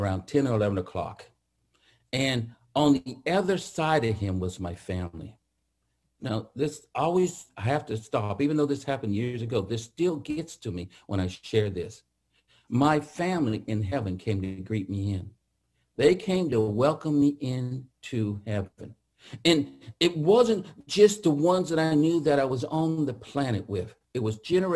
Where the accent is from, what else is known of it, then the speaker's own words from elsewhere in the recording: Atwater, California, United States; I grew up in the Central Valley, a little town called Atwater, if you ever know where that is, by Merced, which is north of Fresno. That's where I grew up